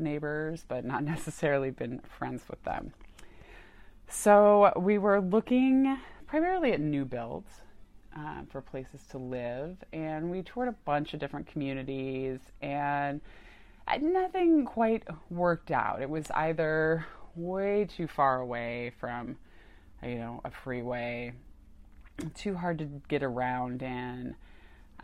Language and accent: English; Tucson, Arizona, United States; also born or lived in Phoenix, Arizona / Denver, Colorado; I grew up in Tucson, born and raised, went to the University of Arizona